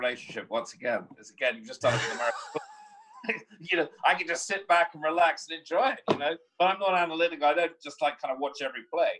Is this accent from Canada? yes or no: no; England, United Kingdom; I'm English.